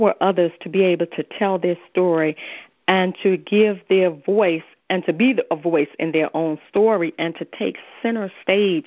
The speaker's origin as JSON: {"language": "English", "town": "Washington", "region": "District of Columbia", "country": "United States", "tie": "born or raised there", "moved": "yes", "lives_now": "Maryland, United States", "said": "I was born and raised in Washington, D.C."}